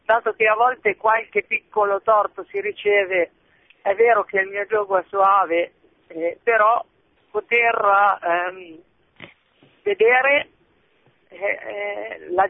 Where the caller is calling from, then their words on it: La Spezia, Liguria, Italy; Ciao Francesco, sono dalla Spezia … della prima comunità Ceparana.